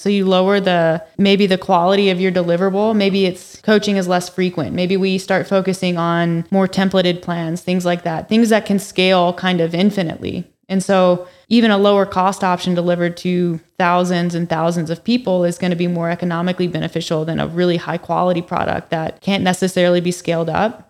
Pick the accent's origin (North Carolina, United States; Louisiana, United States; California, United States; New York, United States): North Carolina, United States; moved away as an adult; now in Calgary, Canada; I'm actually from North Carolina originally, so I've only been here since two thousand and seventeen.